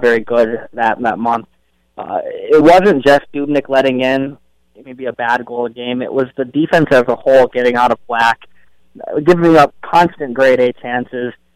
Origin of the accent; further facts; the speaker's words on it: Illinois, United States; moved away as an adult; also born or lived in Hawaii; now in Minnesota, United States; I grew up in Illinois